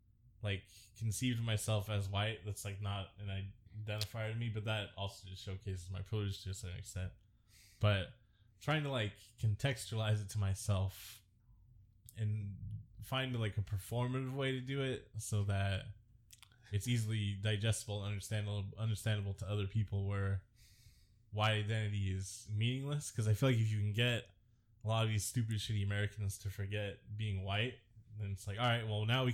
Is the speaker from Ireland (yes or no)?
yes; Ireland; And so, yeah, it's cool to be Irish. I like being Irish.